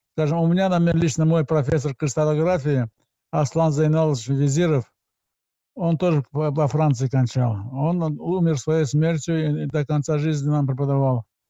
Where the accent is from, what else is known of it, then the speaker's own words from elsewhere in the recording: Azerbaijan; moved away as an adult; я из Азербайджана, из Советского Азербайджана